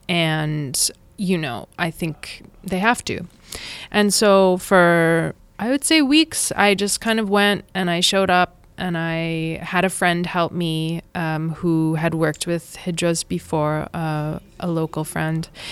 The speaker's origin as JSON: {"language": "English", "region": "Saskatchewan", "country": "Canada", "tie": "born or raised there", "also_born_or_lived": "Brooklyn, New York", "moved": "as an adult", "lives_now": "India", "said": "I was born and brought up in Saskatchewan, and I left when I was eighteen"}